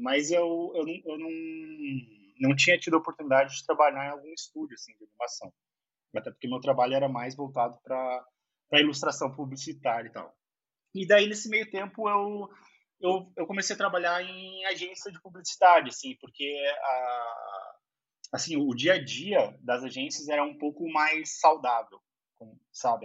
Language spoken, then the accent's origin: Portuguese; Cachoeirinha, Rio Grande do Sul, Brazil; moved away as an adult; also born or lived in Porto Alegre; now in São Paulo, Brazil; Nasci em Porto Alegre, mas eu morei a minha vida inteira em Cachoeirinha